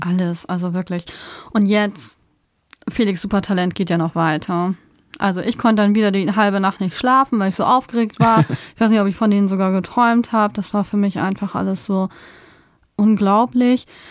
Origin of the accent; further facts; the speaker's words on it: Germany; wir sind aus Deutschland.